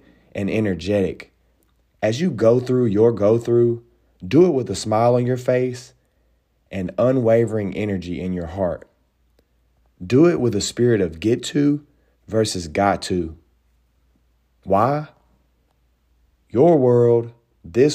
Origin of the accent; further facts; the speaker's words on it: Nashville, Tennessee, United States; I am from Nashville, Tennessee